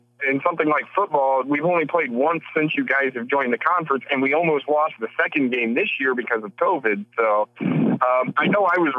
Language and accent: English; Indiana, United States; I grew up in Indiana